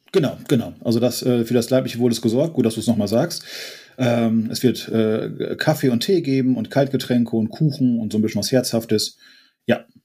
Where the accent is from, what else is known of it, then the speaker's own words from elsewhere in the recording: Friesland, Lower Saxony, Germany; ich komme ja auch aus Friesland und hier ist viel Moorgebiet